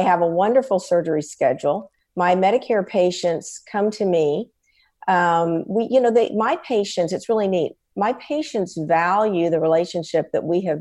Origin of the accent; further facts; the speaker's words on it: San Antonio, Texas, United States; I'm from San Antonio, Texas, and I'm an ophthalmologist and ophthalmic surgeon